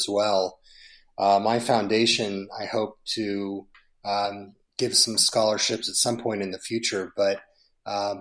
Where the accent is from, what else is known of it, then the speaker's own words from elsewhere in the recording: San Diego, California, United States; San Diego, my hometown